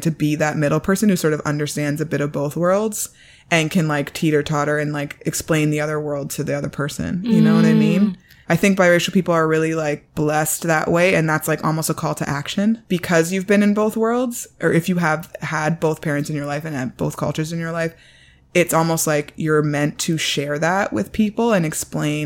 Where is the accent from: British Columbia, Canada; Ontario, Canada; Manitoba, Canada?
Ontario, Canada; Toronto; also born or lived in Washington, D.C. (Howard University); I grew up in High Park Junction area of Toronto